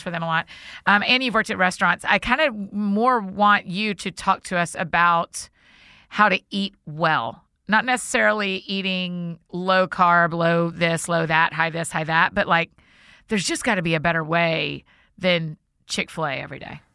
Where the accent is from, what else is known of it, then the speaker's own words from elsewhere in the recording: Marietta, Georgia, United States; my hometown, Marietta.